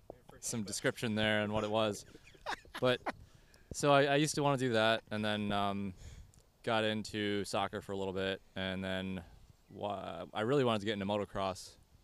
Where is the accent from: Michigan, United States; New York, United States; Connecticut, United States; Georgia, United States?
Michigan, United States; Fennville; I'm from Fenville, Michigan, small town.